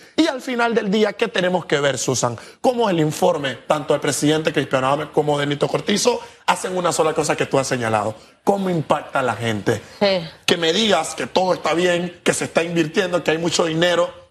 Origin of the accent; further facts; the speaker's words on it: Panama; como panameños muchos tenemos